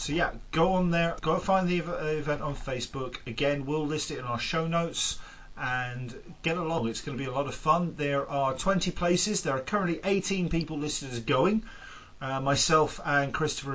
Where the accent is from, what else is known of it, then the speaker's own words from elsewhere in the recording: England, United Kingdom; moved away; I'm the English guy here